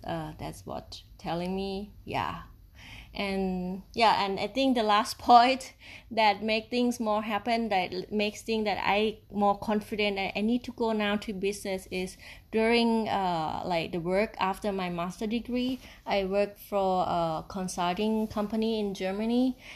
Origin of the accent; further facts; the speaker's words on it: Isan, Thailand; English is a second language; now in Chiang Mai, Thailand; I'm from Thailand and, uh, in the part of, uh, Isan region